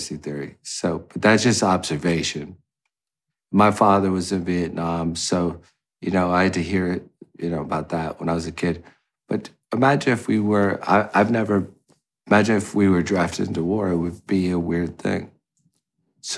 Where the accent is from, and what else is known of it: United States